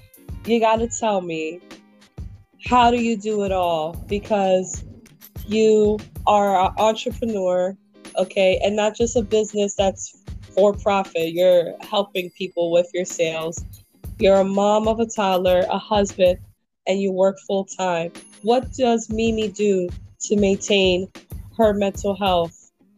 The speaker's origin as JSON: {"language": "English", "town": "New York City", "region": "New York", "country": "United States", "lives_now": "Lancaster, United States", "said": "And for me, like coming from a big city like New York City, where like homelessness is prevalent"}